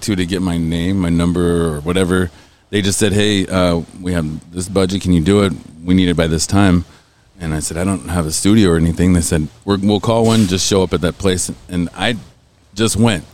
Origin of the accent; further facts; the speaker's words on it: Cushing, Oklahoma, United States; moved away as an adult; also born or lived in Stillwater, Oklahoma / Tulsa, Oklahoma / Indiana; I was born in Oklahoma in Stillwater, and I grew up in Cushing, which is like 26 minutes southeast of there.